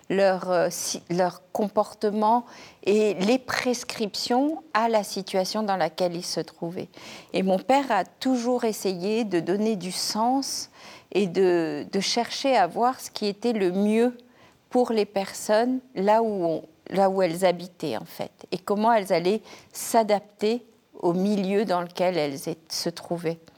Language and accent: French; Madagascar; Oui, à Madagascar. Euh, dans une famille indo-musulmane chiite. Euh, j'ai grandi vraiment dans un milieu où des langues, des cultures, euh, les religions cohabitaient, coexistaient.